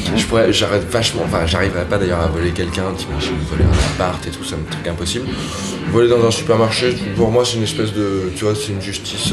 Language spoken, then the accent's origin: French; Paris, Île-de-France, France; moved away as an adult; also born or lived in Berlin; j'ai grandi à Paris euh, vers la place de Clichy